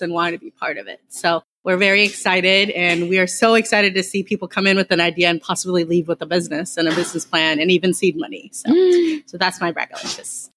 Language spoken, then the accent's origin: English; Dallas, Texas, United States; I grew up in the Dallas area